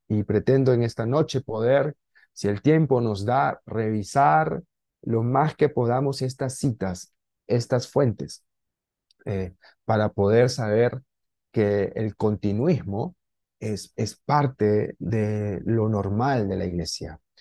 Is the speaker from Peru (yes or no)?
yes; Lima, Peru; moved away as an adult; now in Peruvian jungle, Peru; estoy en la selva peruana, soy de Lima